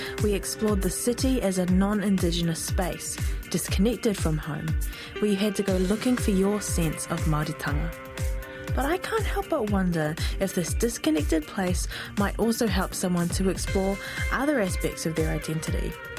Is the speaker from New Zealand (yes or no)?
yes; Waimana, Bay of Plenty, New Zealand; moved away as an adult; now in Wellington, New Zealand; I grew up in Waimana, one of the valleys on the northern side of Te Uruwera. I am who I am today because I grew up beneath my mauna, because I know my tūhoitana. Almost 5 years ago, I came to Wellington, Te Whanganui Ātara, to study.